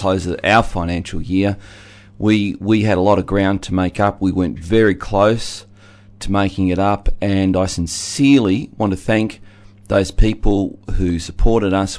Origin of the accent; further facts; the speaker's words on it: Geelong, Victoria, Australia; I grew up in Geelong, a very working class